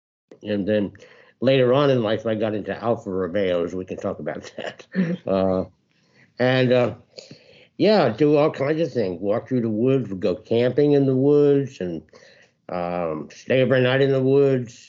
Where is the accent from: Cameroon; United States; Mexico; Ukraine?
United States; Bedford, New York; I was born in New York City, and I grew up just outside of White Plains, New York, which is about an hour and a half of north of Manhattan.